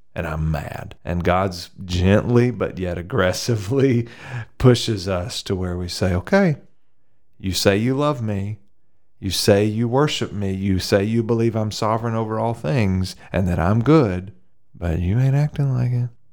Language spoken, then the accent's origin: English; the South, United States; I grew up in the south